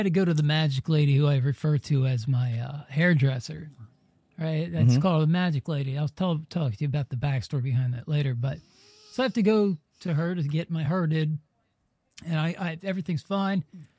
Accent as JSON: {"language": "English", "region": "New Jersey", "country": "United States", "moved": "yes", "lives_now": "Tampa, United States", "said": "we're both from Jersey."}